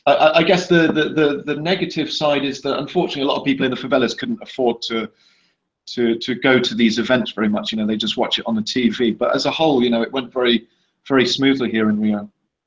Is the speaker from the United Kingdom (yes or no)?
yes; England, United Kingdom; now in Brazil; I took a trip back to England for Christmas 2.5 years ago. And whilst I was in my hometown, a good friend of mine suggested to me, why don't you set up a project in the favela?